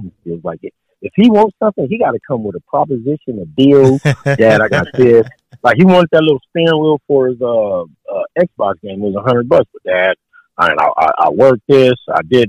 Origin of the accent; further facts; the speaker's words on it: San Diego, California, United States; moved away as an adult; I'm from San Diego, from the soil. I'm from Southeast San Diego